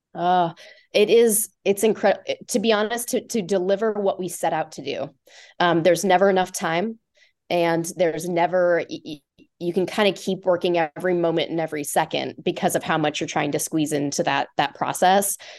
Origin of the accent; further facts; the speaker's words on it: Omaha, Nebraska, United States; moved away as an adult; also born or lived in Lincoln, Nebraska; now in Chicago, United States; I grew up in Omaha